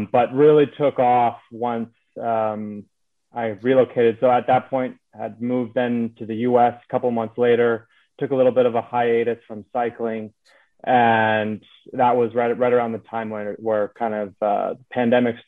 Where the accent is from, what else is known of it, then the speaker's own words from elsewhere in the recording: Canada; moved away as an adult; also born or lived in Singapore; now in United States; I'm a Canadian that's based out of the US right now.